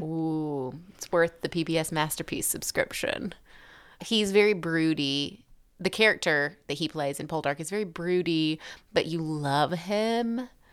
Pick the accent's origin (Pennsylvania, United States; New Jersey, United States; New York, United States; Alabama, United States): Alabama, United States; accent: Alabama; my lovely Alabama accent